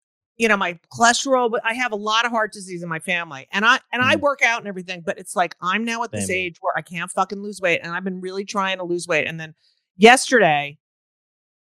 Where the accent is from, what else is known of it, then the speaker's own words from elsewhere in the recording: Clark, New Jersey, United States; I grew up in Clark